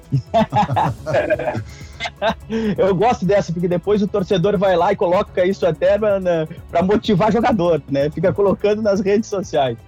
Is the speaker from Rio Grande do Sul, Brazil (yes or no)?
yes; interior of Rio Grande do Sul, Brazil; Eu sou do interior, do Rio Grande do Sul, então eu posso dar um relato de quem é do interior. Quando ia Inter e Grêmio jogar na, na minha cidade, era a glória